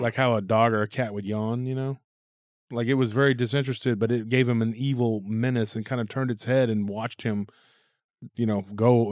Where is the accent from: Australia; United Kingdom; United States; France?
United States; Taylor, Texas; my hometown, from Taylor